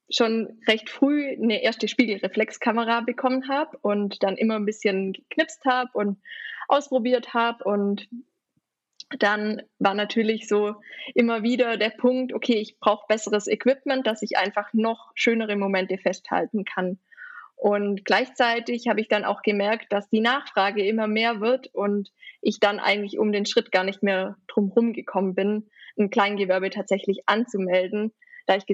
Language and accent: German; Baden-Württemberg, Germany; Ich komme eben aus der Nähe von Ravensburg, also auch in der Nähe vom Bodensee.